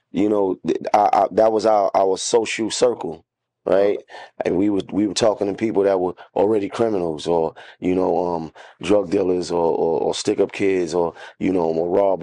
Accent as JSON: {"language": "English", "town": "New York City", "region": "New York", "country": "United States", "said": "I was from Bed-Stuy"}